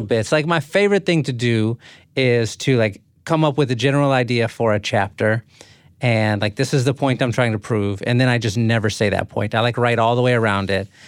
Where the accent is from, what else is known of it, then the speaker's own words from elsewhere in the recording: San Antonio, Texas, United States; I grew up in San Antonio. So, like, South San Antonio